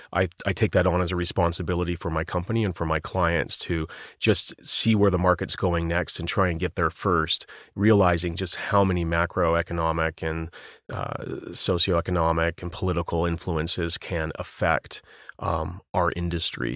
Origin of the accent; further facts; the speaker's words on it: Vancouver, British Columbia, Canada; my hometown, Vancouver, British Columbia